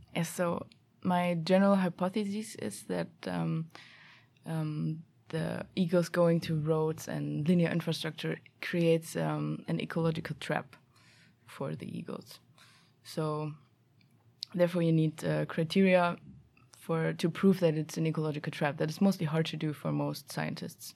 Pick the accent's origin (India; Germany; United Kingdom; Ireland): Germany; also born or lived in Stockholm, Sweden; now in Sweden; I'm f, originally from Germany